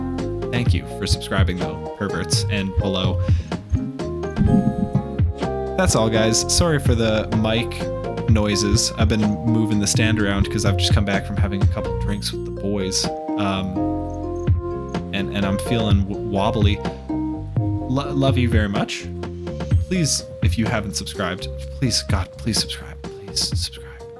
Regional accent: Texas, United States; Also, I'm from Texas.

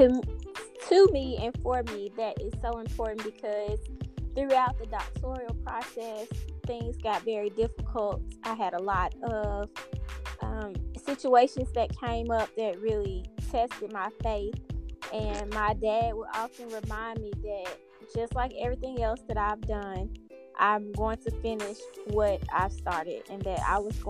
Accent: Memphis, Tennessee, United States; I am from Memphis, Tennessee

